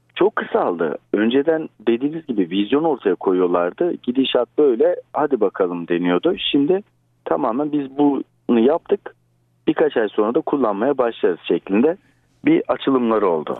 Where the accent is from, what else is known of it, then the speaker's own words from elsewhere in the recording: Istanbul, Turkey; merhaba neredensin diye sordukları zaman İstanbul'u söylüyorum